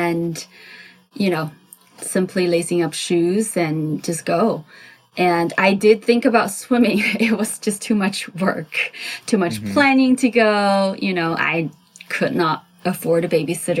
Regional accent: China; now in Southern California, United States; I grew up in China. I'm an immigrant.

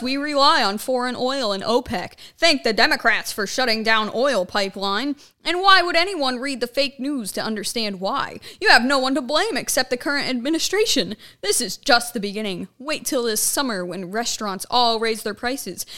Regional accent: Ohio, United States; moved away; up in my hometown

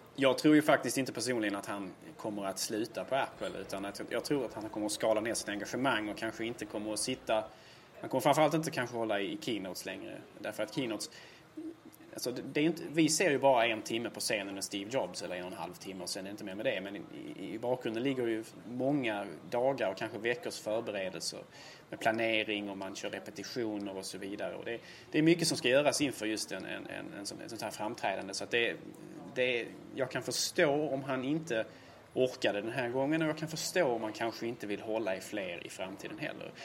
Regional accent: Helsingborg, Skåne, Sweden; I min hemstad Helsingborg

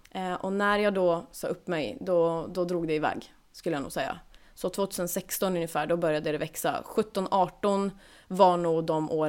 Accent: Norrland, Sweden; Alltså vet, som sagt, jag är från Norrland. Mina föräldrar älskar surströmming.

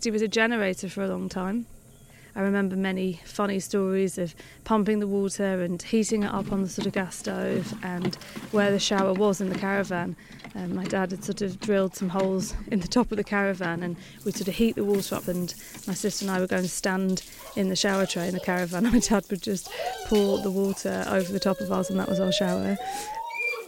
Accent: Lancashire, North West England, United Kingdom; I grew up in Lancashire, which is northwest England, in a very small farming village

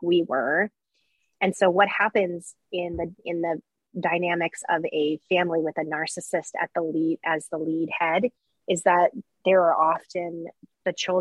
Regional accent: Texas, United States; growing up in Texas

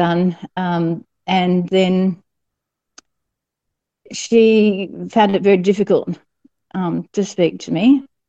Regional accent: New South Wales, Australia; the hospital where I was born in New South Wales.

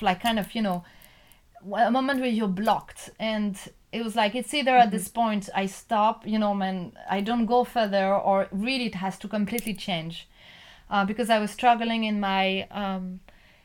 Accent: Nantes, Pays de la Loire, France; I'm from Nantes. I'm French.

